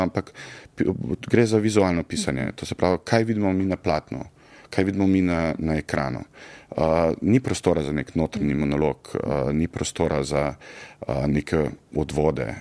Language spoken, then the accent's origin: Slovenian; Zagorje ob Savi, Zasavska, Slovenia; also born or lived in Trbovlje; jaz sem odraščal v Zagorju, srednjo šolo hodil v Trboljah